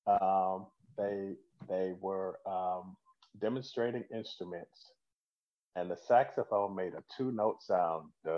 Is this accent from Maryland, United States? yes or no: no; Winter Haven, Florida, United States; also born or lived in Apalachicola, Florida; I moved to Central Florida to a town called Winter Haven. So I grew up in Winter Haven